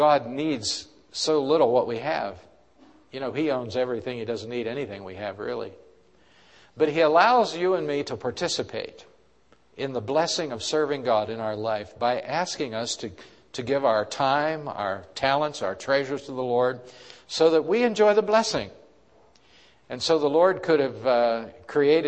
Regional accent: Pittsburgh, Pennsylvania, United States; my sister Judy and myself were growing up in Pittsburgh

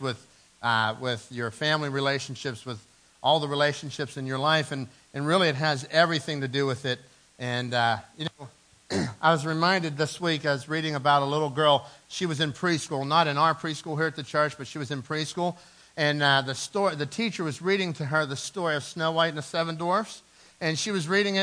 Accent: Dormont, Pennsylvania, United States; my good friend Phil Allen and I, we grew up in Dormont

